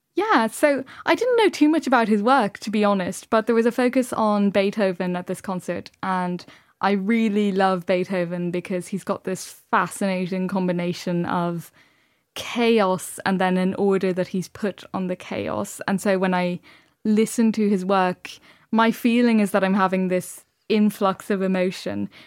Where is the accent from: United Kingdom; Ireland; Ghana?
Ireland; Dublin, Leinster; I grew up in Dublin, but my parents are both from rural Ireland